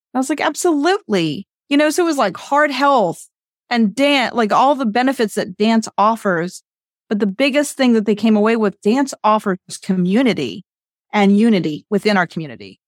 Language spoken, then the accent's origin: English; West Virginia, United States; I did it for West Virginia. I was, like, the representative to organize some things throughout the state of West Virginia. So I organized, I called the city council in my hometown